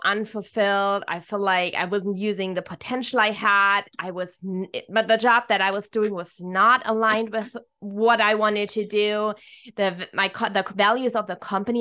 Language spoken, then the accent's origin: English; Germany; moved away as an adult; now in Hawaii, United States; I'm originally from Germany